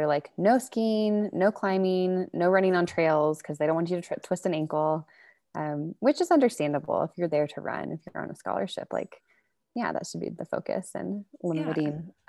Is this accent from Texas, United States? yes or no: yes; Texas, United States; Rock climbing to Texas is not a big thing, especially, 8 years ago when I was there, we had one like kind of tiny gym